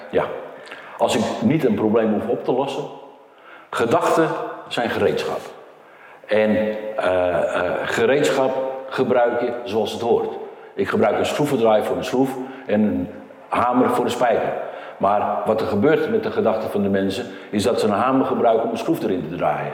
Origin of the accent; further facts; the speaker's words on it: Portugal; moved away; Ik kom oorspronkelijk uit Portugal